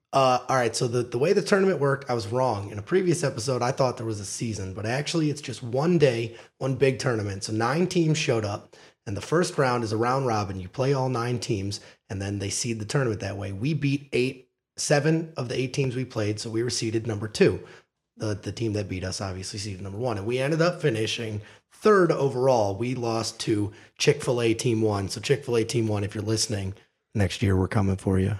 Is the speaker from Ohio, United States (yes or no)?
yes; Chardon, Ohio, United States; I grew up northeast of Cleveland, a little town called Chardon, Ohio